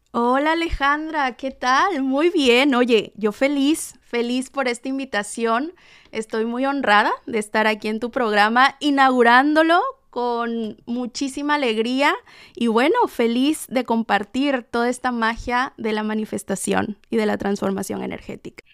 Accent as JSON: {"language": "Spanish", "town": "Tlalixcoyan", "region": "Veracruz", "country": "Mexico", "tie": "born or raised there", "said": "de mi hermoso Tlalixcoyan, Veracruz, México, mi pueblo natal."}